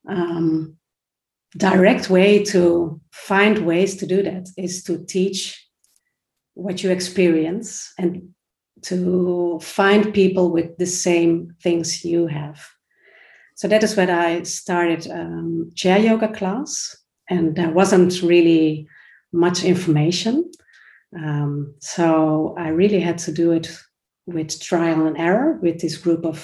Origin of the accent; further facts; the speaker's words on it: Netherlands; I'm from the Netherlands